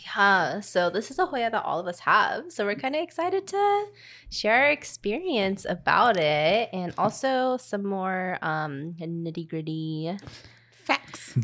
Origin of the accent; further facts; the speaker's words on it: Louisiana, United States; I was born in the South from Louisiana